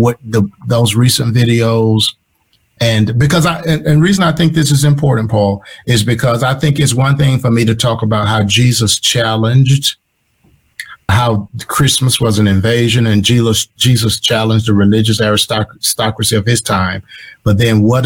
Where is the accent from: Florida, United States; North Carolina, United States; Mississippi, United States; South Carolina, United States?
Mississippi, United States; moved away; I grew up in Mississippi.